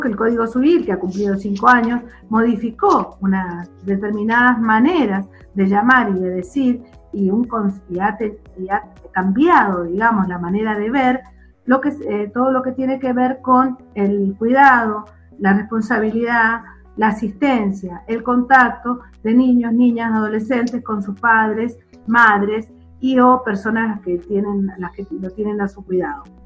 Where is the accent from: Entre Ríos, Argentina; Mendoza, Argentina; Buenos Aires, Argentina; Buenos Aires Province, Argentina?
Mendoza, Argentina; San Carlos department; nuestro departamento de San Carlos